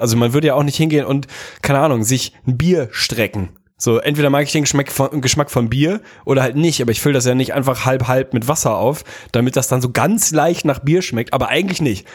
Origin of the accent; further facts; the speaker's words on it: Hamburg, Germany; mich zumindest als Hamburger